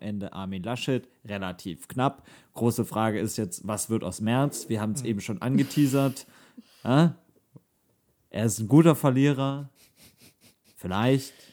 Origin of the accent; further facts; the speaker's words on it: North Rhine-Westphalia, Germany; uns drei NRW-Menschen